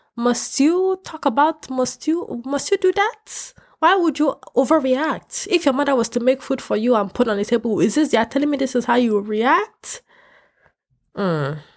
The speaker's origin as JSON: {"language": "English", "country": "Nigeria", "moved": "yes", "lives_now": "United States", "said": "I'm Nigerian, but I'm also Yoruba and I'm also I, I'm also Ishan"}